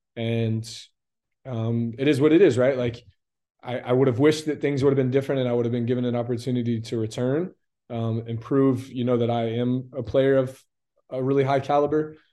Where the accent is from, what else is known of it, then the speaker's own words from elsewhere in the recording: Lakeland, Florida, United States; also born or lived in Indianapolis, Indiana / Tampa, Florida; I was born there, but I'm from Lakeland, Florida.